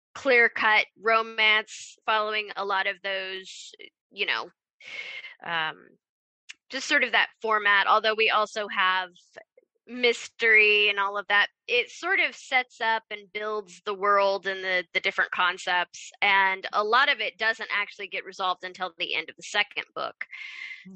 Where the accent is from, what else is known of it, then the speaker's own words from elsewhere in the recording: Kansas, United States; I grew up in Kansas